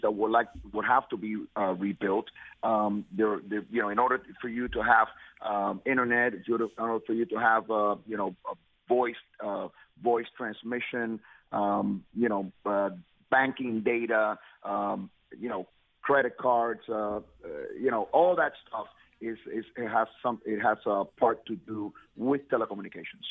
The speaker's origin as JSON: {"language": "English", "country": "United States", "tie": "born or raised there", "also_born_or_lived": "Cuba", "said": "I did come very young. I grew up here in the United States"}